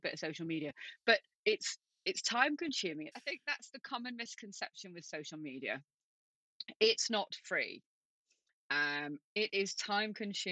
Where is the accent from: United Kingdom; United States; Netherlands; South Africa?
United Kingdom; Manchester, North West England; I'm from Manchester. I'm originally a Manchester girl.